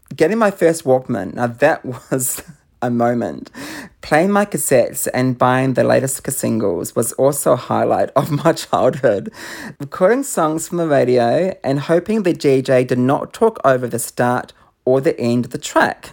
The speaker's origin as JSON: {"language": "English", "region": "Auckland", "country": "New Zealand", "tie": "born or raised there", "said": "I grew up in Auckland in New Zealand."}